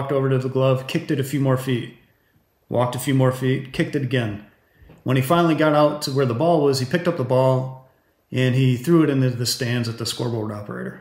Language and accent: English; Southeast Michigan, United States; I grew up in Southeast Michigan